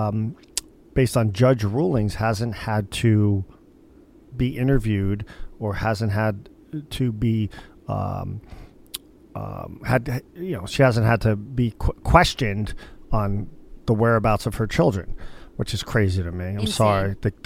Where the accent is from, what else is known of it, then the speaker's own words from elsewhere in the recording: Northeast, United States; I grew up in the Northeast